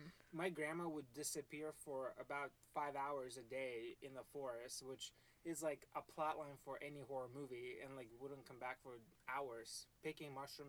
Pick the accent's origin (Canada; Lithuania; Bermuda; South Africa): Lithuania; moved away